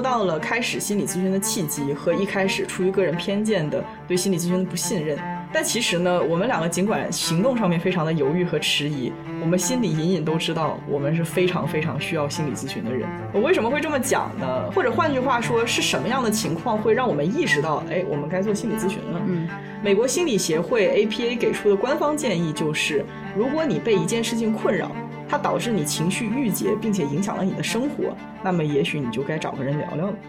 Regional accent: China; first language Chinese; moved away; 我作为一个母语是中文的无声土长的中国人

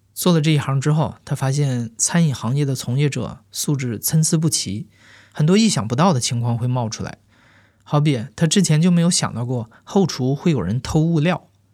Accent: Jilin, China; now in Beijing, China; 我的老家吉林市

